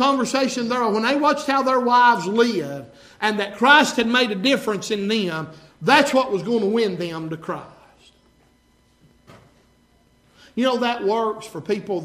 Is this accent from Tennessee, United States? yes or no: yes; Sweetwater, Tennessee, United States; I was born and raised in Sweetwater. That's where I was raised at, on the upper end of McLean County. I still live in the same county that I was born and raised